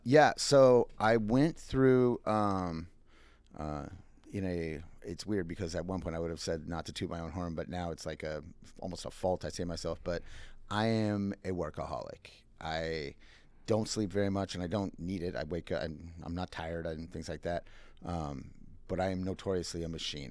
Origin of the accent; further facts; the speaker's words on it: Minnesota, United States; moved away; I am originally from Minnesota